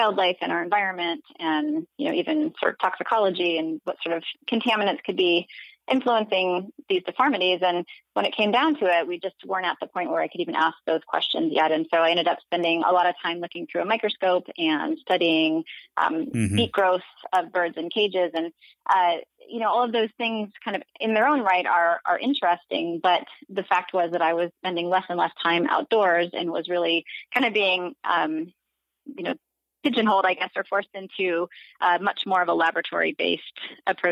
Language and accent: English; Alaska, United States; I grew up in Alaska, so I definitely have a lot of experience up here